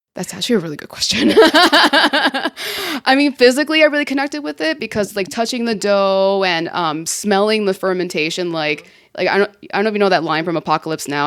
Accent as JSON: {"language": "English", "town": "Miami", "region": "Florida", "country": "United States", "tie": "born or raised there", "also_born_or_lived": "San Juan, Puerto Rico", "said": "growing up in Miami in the nineties"}